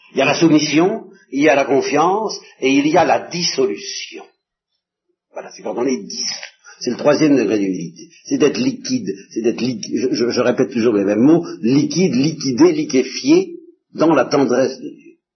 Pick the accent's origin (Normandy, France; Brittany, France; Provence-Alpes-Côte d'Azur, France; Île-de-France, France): Normandy, France; je suis normand